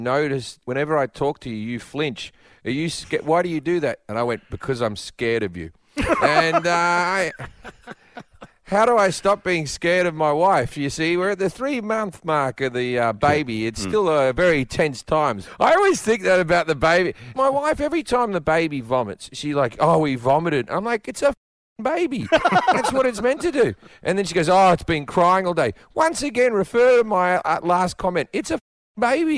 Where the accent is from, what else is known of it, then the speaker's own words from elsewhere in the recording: Australia; moved away as an adult; as an Australian, I talk differently than the people who are around me.